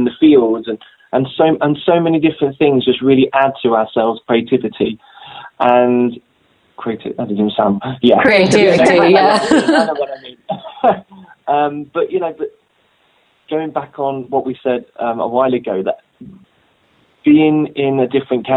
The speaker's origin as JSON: {"language": "English", "town": "Grantham", "region": "East Midlands", "country": "United Kingdom", "also_born_or_lived": "London", "said": "I'm actually from Grantham in Lincolnshire"}